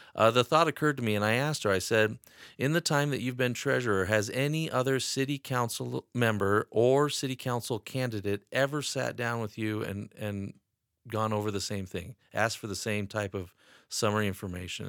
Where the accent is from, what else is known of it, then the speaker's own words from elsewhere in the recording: Wyoming, United States; also born or lived in Atlanta, Georgia / Sheridan, Wyoming; I was born and raised in Wyoming